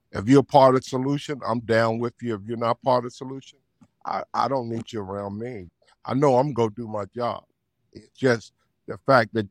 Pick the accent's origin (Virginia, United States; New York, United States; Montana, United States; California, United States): Virginia, United States; Gladys; Town segregated, it's still segregated, but you know it was just you know, but everybody was poor